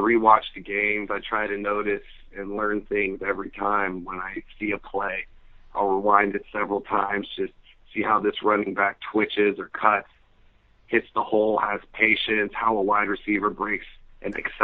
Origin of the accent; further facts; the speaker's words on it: Fremont, California, United States; I grew up in the Bay Area in Fremont, California, and I still currently reside here.